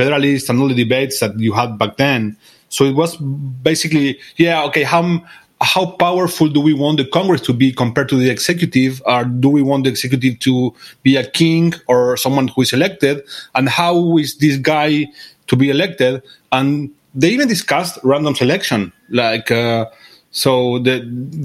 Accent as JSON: {"language": "English", "country": "Argentina", "said": "I come from Argentina"}